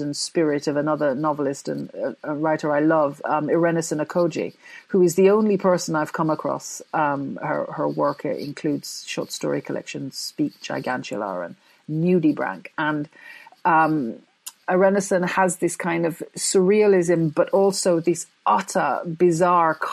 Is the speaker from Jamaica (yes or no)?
yes; Jamaica; also born or lived in Coventry, England; I was born in England, in Coventry specifically. But when I was six, I went to Jamaica, and that's where I grew up